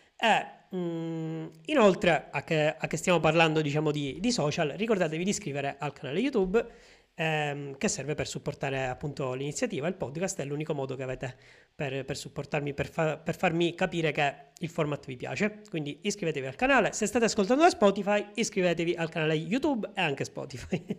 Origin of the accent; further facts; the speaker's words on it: a small town in the province of Palermo, Sicily, Italy; nel mio paese, che è un paesino di 7000 abitanti in provincia di Palermo